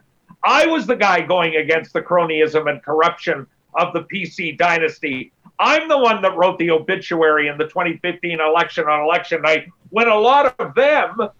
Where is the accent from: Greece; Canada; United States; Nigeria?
Canada; Winnipeg, Manitoba; now in Calgary, Canada; I'm from Winnipeg